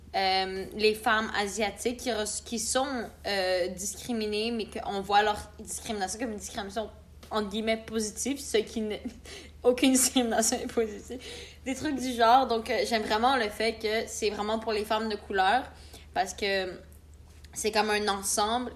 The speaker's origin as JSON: {"language": "French", "country": "Canada", "tie": "born or raised there", "said": "Je suis première génération euh, de, ben, qui est née au Canada"}